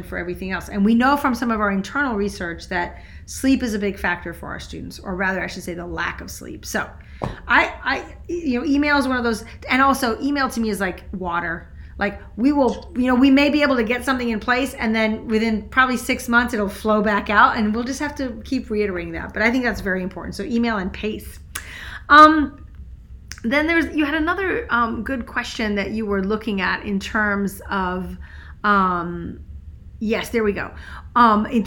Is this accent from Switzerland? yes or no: yes; Switzerland; moved away; also born or lived in France; I grew up in Switzerland